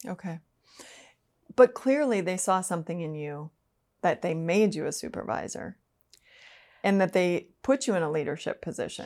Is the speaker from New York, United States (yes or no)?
no; Minnesota, United States; I'm from Minnesota.